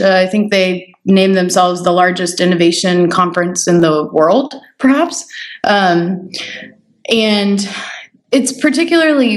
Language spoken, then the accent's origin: English; Roswell, Georgia, United States; moved away as an adult; also born or lived in Athens, Georgia / Atlanta; now in San Francisco, United States; I was born and raised in Roswell, Georgia